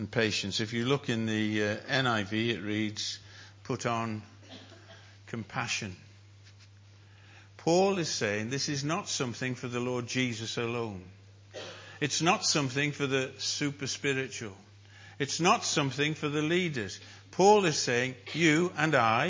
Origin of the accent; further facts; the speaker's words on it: North Wales, United Kingdom; I'm a Welshman. From North Wales